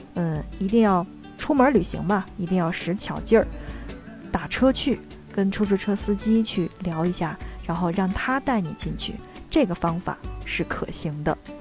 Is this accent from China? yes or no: yes; China; 作为中国人的我们